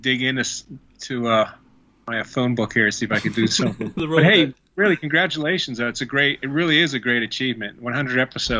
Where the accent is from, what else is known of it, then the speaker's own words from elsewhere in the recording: Pittsburgh, Pennsylvania, United States; I'm 2 hours away because I grew up in Pittsburgh. That's only a 2-hour drive home.